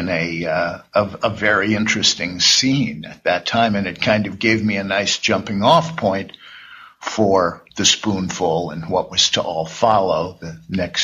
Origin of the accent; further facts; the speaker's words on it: New York City, New York, United States; I grew up in Greenwich Village